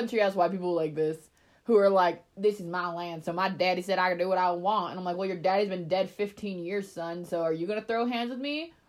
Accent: Tennessee, United States; I had to make sure you know I'm from Tennessee. Tennessee.

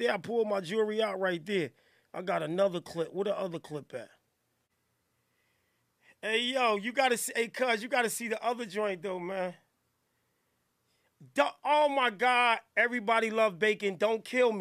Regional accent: Newark, New Jersey, United States; I'm from Newark. Steph, I'm from these streets.

